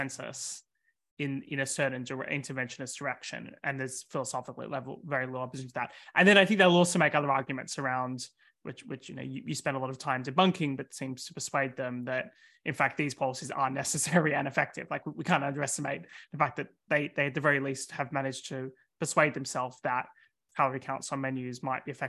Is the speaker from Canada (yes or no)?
no; Australia; now in United Kingdom; my home country in Australia